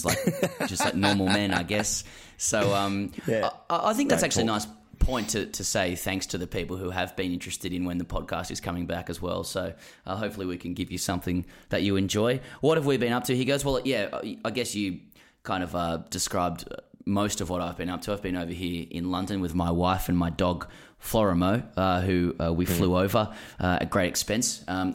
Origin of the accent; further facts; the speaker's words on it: Australia; they were disappointed with how I played because I didn't come as the Aussie sledger.